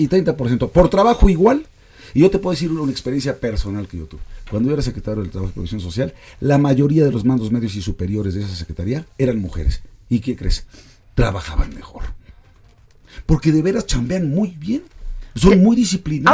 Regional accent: Mexico; nos va a costar como mexicanos

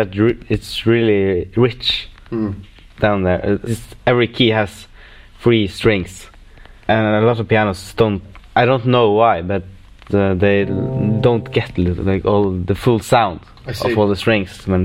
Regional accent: Norway; I'm from Norway

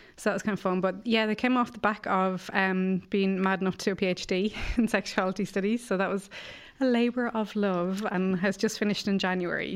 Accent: Ireland; growing up in Ireland

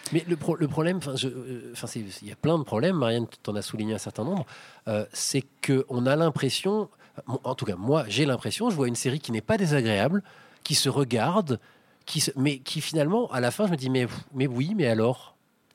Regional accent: Paris, Île-de-France, France; moi, en tant que Parisien

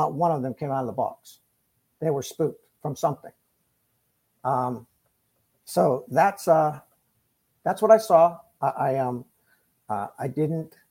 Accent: Ohio, United States; he grew up about 20 miles from where I grew up in Ohio

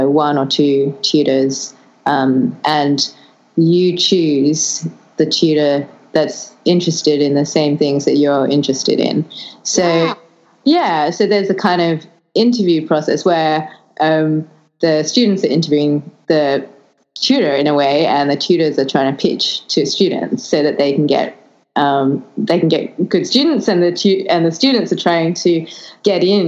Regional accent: Australia; also born or lived in London, United Kingdom; I'm Australian

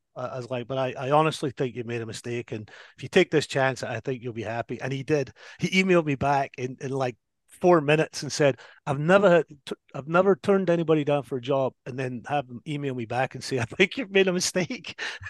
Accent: Paisley, Scotland, United Kingdom; now in United States; Yeah, so I grew up in Paisley, and I actually grew up in a little neighborhood called Fergusley Park, which up until very recently was the most deprived neighborhood in al

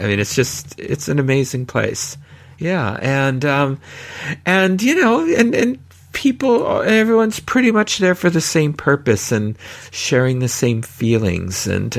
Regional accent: California, United States; growing up in California, and, you know, because I had family in Southern California, so visited regularly

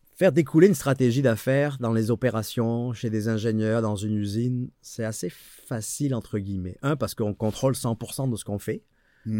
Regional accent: France; moved away as an adult; now in Quebec, Canada; on vient ici en Amérique du Nord par le Québec parce qu'en France, on est pourri en anglais

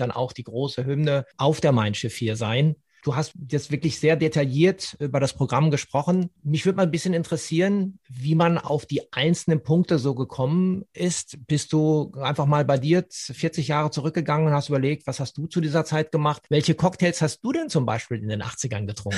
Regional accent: Ruhr area, North Rhine-Westphalia, Germany; im Ruhrgebiet, da wo ich herkomme

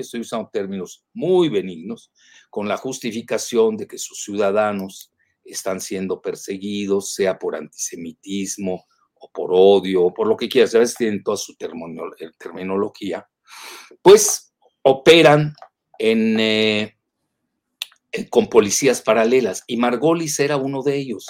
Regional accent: Yucatán, Mexico; los chantajes a los que somos adictos los yucatecos

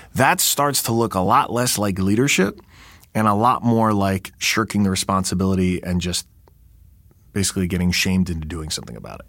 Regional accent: New York, United States; I'm a New Yorker

